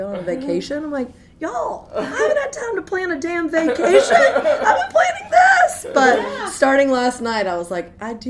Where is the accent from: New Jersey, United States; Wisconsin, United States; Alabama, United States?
Alabama, United States; moved away as an adult; now in New Orleans, United States; I'm originally from Alabama, but okay. I've had some family ties here, and I attended college here pre-Katrina, lived through Katrina.